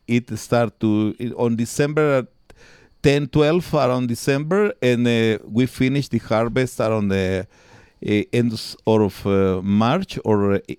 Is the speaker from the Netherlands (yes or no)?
no; Palencia, Castile and León, Spain; English is a second language; Yes. I born in 1964. I born from very, very poor people. My mom doesn't read, doesn't write. My father was a natural agriculture. He works in a farm here.